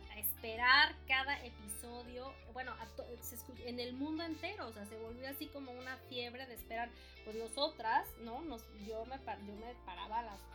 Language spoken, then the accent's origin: Spanish; Mexico City, Mexico; yo vengo pues de la Ciudad de México, ¿verdad? Vengo de una familia pues católica, ¿no?